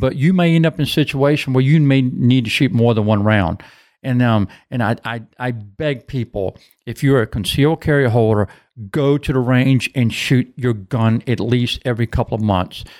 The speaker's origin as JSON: {"language": "English", "town": "Hopewell", "country": "United States", "tie": "born or raised there", "said": "I was born and raised in Hopewell"}